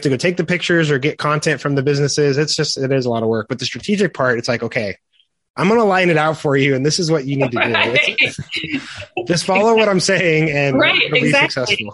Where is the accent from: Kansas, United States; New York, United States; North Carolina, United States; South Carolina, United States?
Kansas, United States; Andover; I grew up in Andover